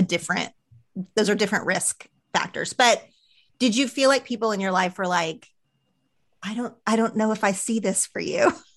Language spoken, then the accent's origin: English; Oklahoma, United States; moved away as an adult; now in Los Angeles, United States; growing up in Oklahoma.